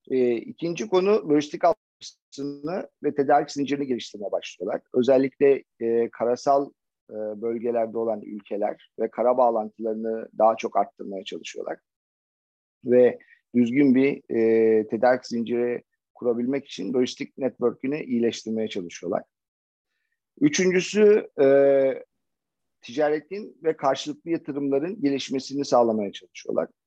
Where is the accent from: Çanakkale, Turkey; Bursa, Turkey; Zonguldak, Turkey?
Çanakkale, Turkey; born there; ben 1972 yılında Çanakkale'de doğdum. Asker bir ailenin iki çocuğundan birisiyim.